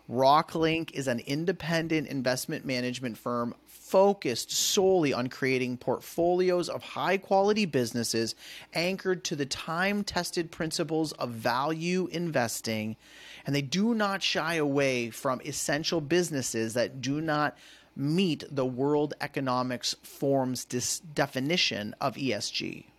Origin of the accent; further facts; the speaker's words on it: Canada; now in United States; as a Canadian